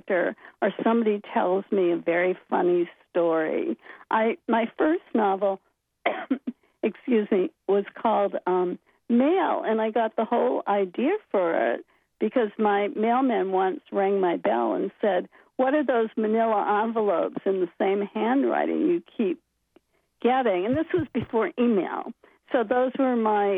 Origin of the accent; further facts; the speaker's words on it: Bangor, Maine, United States; I loved growing up in Maine, and I loved Bangor